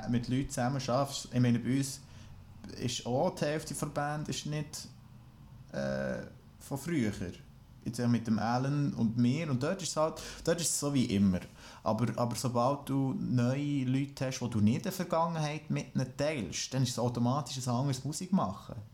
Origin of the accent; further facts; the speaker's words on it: France; Ich bin Franzose.